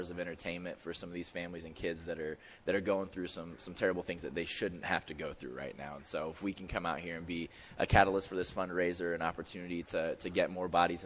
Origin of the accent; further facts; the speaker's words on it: Indiana, United States; now in St. Louis, United States; I'm from Indiana. It's where kind of where I'm comfortable